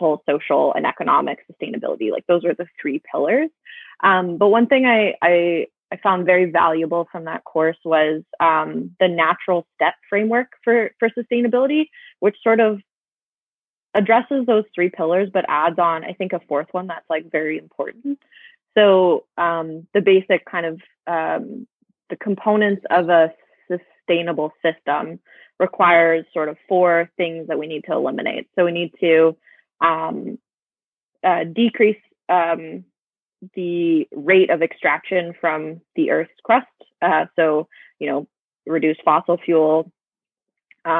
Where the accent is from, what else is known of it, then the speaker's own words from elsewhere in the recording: Saskatchewan, Canada; moved away as an adult; now in British Columbia, Canada; I was born in Treaty 6 territory. Did both of my degrees at the University of Saskatchewan, and I moved to British Columbia a year and a half ago.